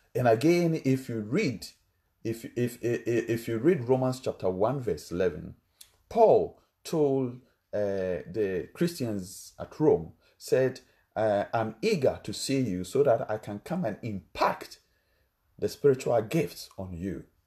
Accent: Ghana; English is a second language; my country, Ghana, we have different languages

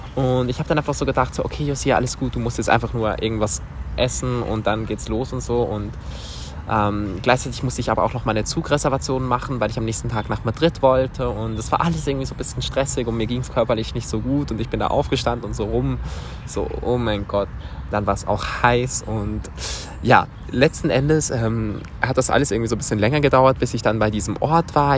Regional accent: Switzerland; aus der Schweiz

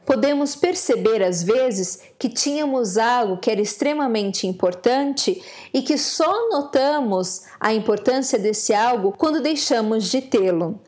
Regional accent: Brazil; moved away as an adult; now in Ireland; na vida adulta, eu saí do Brasil e fui morar na Europa, mais precisamente na Irlanda

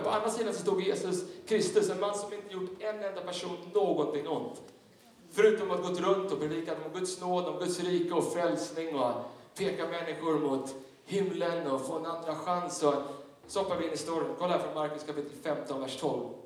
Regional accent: Tyresö, Stockholm County, Sweden; jag växte upp i en, i en pingstkyrka söder om, eh, Stockholm, i, i Tyresö pingstkyrka

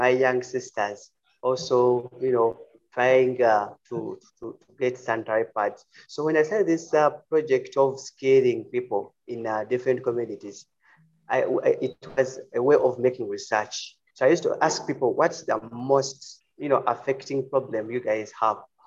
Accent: Uganda; I'm from Uganda. We are in East Africa.

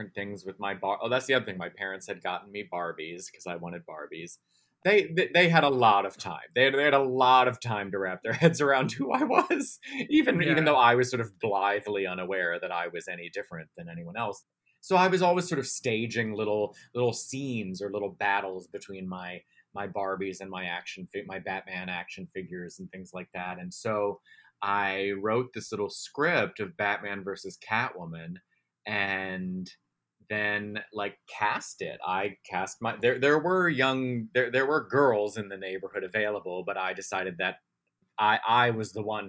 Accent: Baltimore, Maryland, United States; We grew up in Baltimore City. Which is a very, you know, complicated city. I love that city. Very proud to be from there

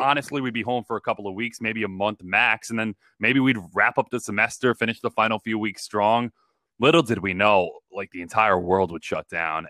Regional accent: Long Island, New York, United States; I grew up on Long Island

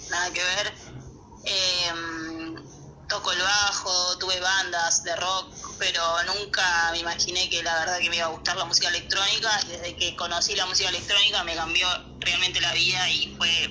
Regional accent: Paraná, Entre Ríos, Argentina; born there; also born or lived in Chubut; Yo nací en Paraná, pero también me fui vivir, estuve viviendo 15 años en el sur, en Chubut, y volver a Paraná después fue como que no, nunca me gustó demasiado

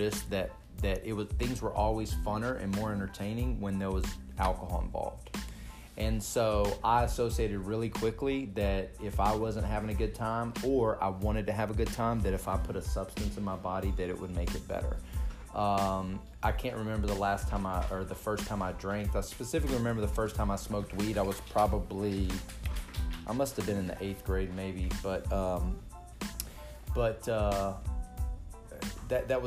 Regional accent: Texas, United States; I'm from Texas. I grew up with a family that were, for the most part, I thought it was quite social drinking

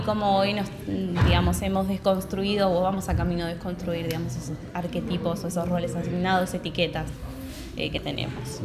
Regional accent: Santa Fe, Argentina; moved away; also born or lived in Buenos Aires; yo soy del interior, yo soy de Santa Fe

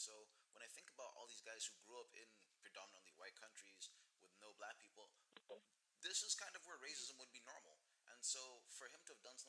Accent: Zimbabwe; The three of us had the privilege of growing up in Zimbabwe, a foreign country.

